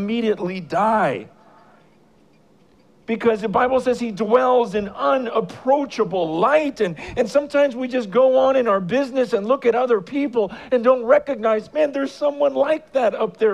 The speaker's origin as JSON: {"language": "English", "town": "San Francisco", "region": "California", "country": "United States", "said": "I am from San Francisco"}